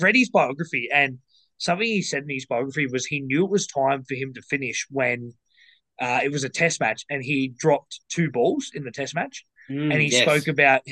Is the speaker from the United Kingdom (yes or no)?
no; Australia; as an Australian